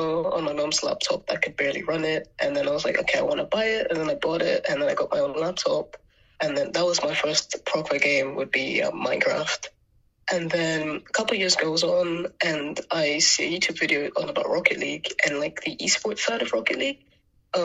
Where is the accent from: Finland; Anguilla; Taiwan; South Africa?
Anguilla; now in England; the overall island lifestyle was quite nice growing up in Angola